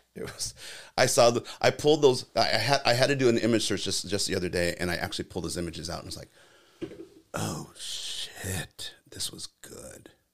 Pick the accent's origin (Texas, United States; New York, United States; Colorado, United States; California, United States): California, United States; I'm from California